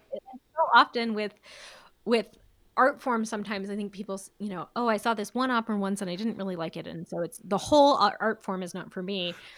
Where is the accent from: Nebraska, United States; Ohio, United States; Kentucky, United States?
Nebraska, United States; Elkhorn; moved away as an adult; now in Omaha, United States; I grew up in Elkhorn